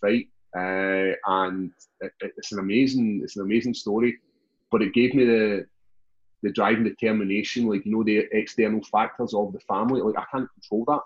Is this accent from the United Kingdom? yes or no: yes; Glasgow, Scotland, United Kingdom; born or raised there